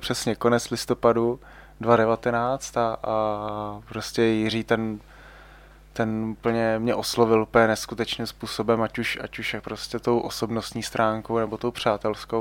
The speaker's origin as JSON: {"language": "Czech", "region": "Ústí nad Labem Region", "country": "Czechia", "tie": "born or raised there", "said": "já jsem vlastně původem z Ústeckého kraje"}